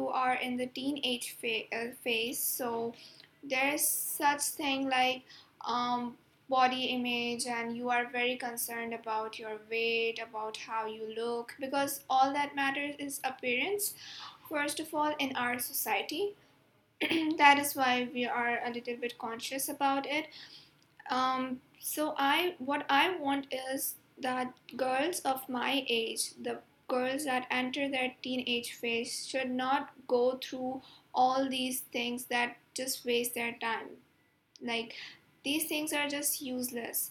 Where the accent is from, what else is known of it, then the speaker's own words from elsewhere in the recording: Pakistan; I am from Pakistan. Currently, I'm living in Karachi